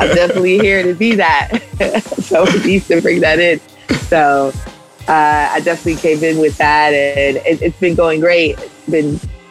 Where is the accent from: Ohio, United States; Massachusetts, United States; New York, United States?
New York, United States; New York City; I grew up in New York City, so I have that cynicism that comes